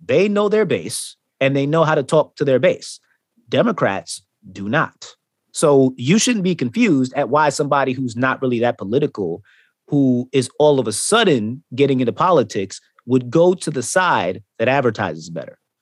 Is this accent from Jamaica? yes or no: yes; Jamaica; being Jamaican